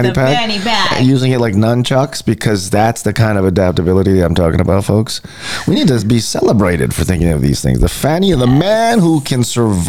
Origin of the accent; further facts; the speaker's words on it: Hawaii, United States; I am from Hawaii.